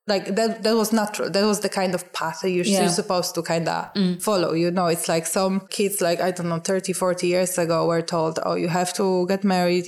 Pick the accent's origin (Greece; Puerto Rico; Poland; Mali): Poland; moved away as an adult; now in Ireland; I am originally from Poland. I came to Ireland in 2006.